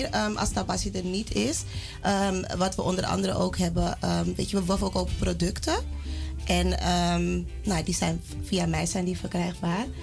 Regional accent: Netherlands; ik ben van Sarmakaanse afkomst. Uh, geboren en getogen in Nederland.

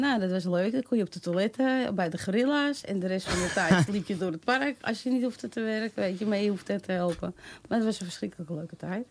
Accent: Amsterdam, North Holland, Netherlands; Ik ben een echte Amsterdamse

